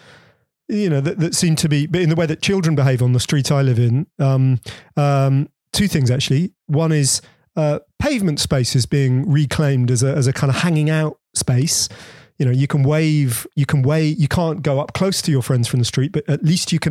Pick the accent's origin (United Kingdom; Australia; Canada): United Kingdom; Bedford, East of England; We had a little backyard where I grew up in Bedford